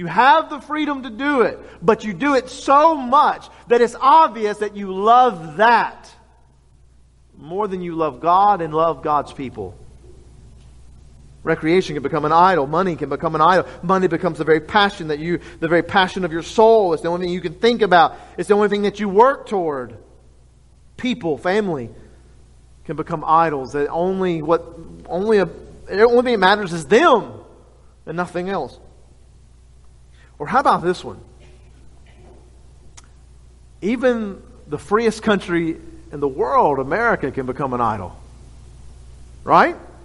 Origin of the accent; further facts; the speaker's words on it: Louisiana, United States; we're all from Louisiana